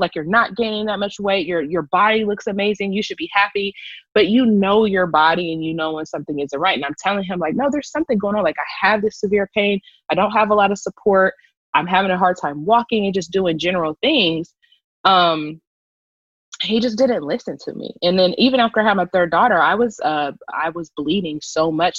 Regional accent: Columbus, Ohio, United States; moved away as an adult; now in Los Angeles, United States; I'm originally from Columbus, Ohio

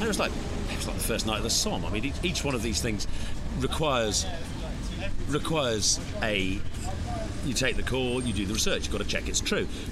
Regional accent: England, United Kingdom; We're English

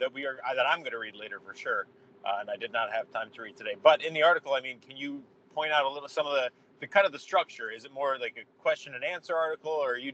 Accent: Cleveland, Ohio, United States; we are from Cleveland.

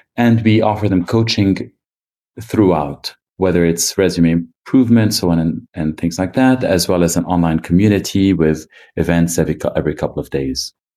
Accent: Lebanon; I grew up in Lebanon

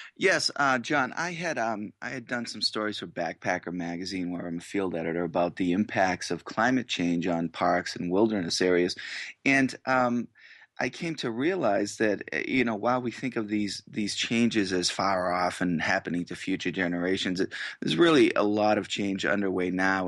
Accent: Massachusetts, United States; moved away as an adult; now in Boise, Idaho, United States; I grew up in Massachusetts

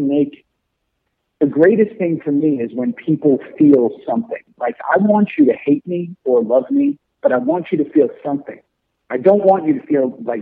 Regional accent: New York City, New York, United States; growing up in New York City

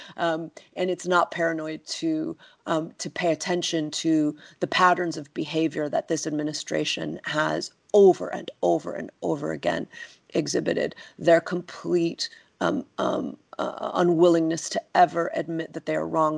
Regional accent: United States; now in London, United Kingdom; as an American who lives abroad

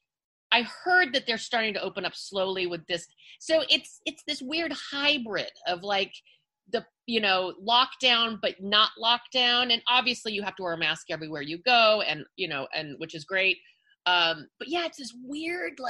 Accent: Los Angeles, California, United States; also born or lived in Hollywood; I am born and raised in the San Fernando Valley. I'm a Valley girl

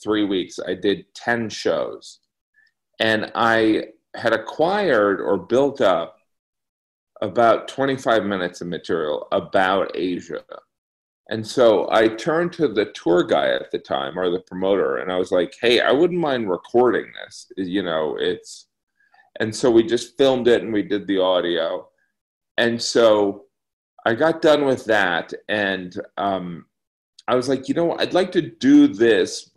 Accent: United States; I'm this American

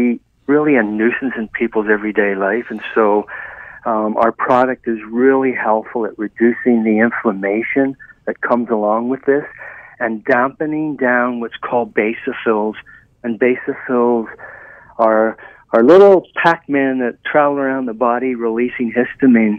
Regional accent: Ireland; I was raised in Ireland, and we have a very wet Vancouver, Seattle-type climate

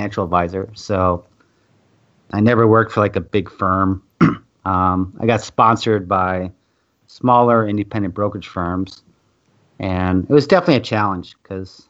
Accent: Minnesota, United States; moved away as an adult; also born or lived in California; I moved back to my hometown here in Minnesota

